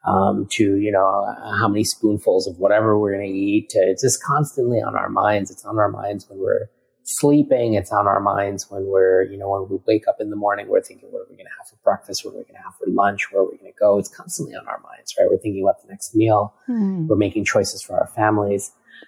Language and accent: English; India; India is an interesting quagmire of, you know, and, as I am Indian